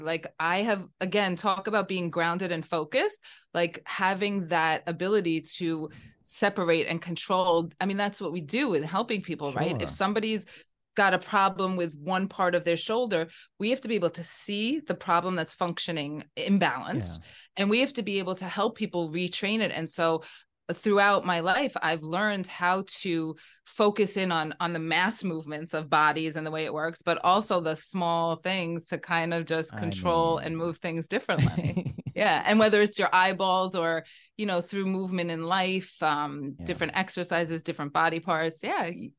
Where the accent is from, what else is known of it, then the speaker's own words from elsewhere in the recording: New York City, New York, United States; I'm from the Bronx. I'm a New Yorker in the Bronx.